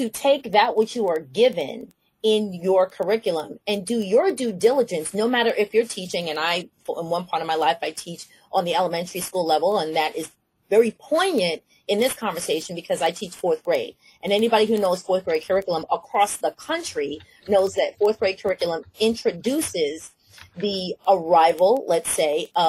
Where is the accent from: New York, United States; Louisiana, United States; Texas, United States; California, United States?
New York, United States; New York City; I'm a New Yorker, everybody knows I'm from Brooklyn